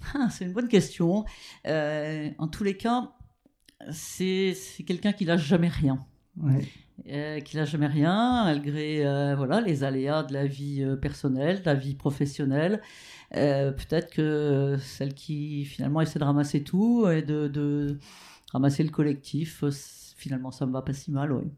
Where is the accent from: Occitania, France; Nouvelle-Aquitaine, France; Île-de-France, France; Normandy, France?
Normandy, France; Rouen; also born or lived in Petit-Quevilly; je suis né à Petit Quevilly, mais ma famille habitait Rouen